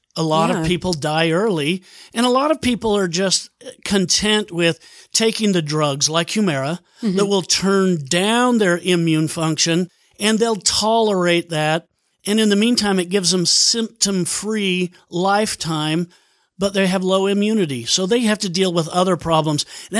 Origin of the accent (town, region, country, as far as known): Bountiful, Utah, United States; born or raised there; also born or lived in Seattle